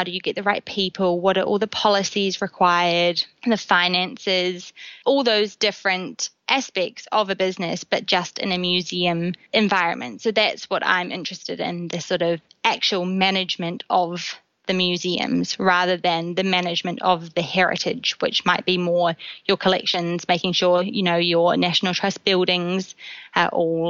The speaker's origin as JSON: {"language": "English", "country": "New Zealand", "also_born_or_lived": "London", "moved": "as an adult", "lives_now": "Bath, United Kingdom", "said": "I'm from New Zealand originally, but I've been living in the UK for close to 2 years now, first in London and then now in Bath."}